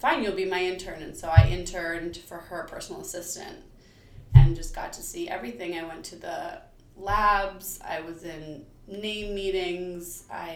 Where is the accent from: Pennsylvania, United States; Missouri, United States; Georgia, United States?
Pennsylvania, United States; Bucks County; I grew up in Bucks County, Pennsylvania.